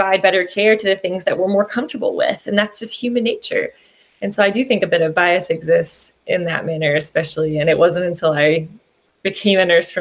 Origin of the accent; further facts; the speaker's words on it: Southwestern Virginia, United States; I grew up in Southwestern Virginia, and that's where I've practiced my whole life